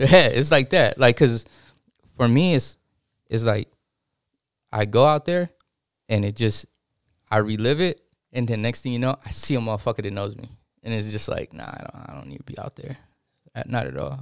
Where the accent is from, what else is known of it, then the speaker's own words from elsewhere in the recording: East County, San Diego, California, United States; I'm from East County